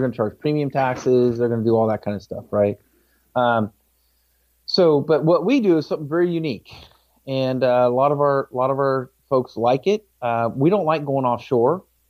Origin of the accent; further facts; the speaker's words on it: California, United States; moved away as an adult; also born or lived in Washington, D.C.; I grew up in California.